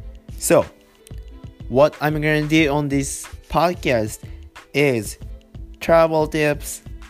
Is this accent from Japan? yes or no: yes; Japan; English is a second language; I'm Japanese.